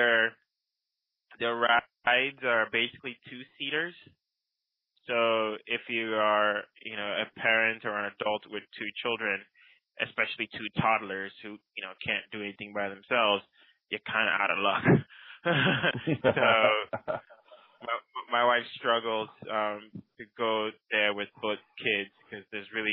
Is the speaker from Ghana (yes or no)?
yes; Ghana; now in United States; I did not leave my third world country, Ghana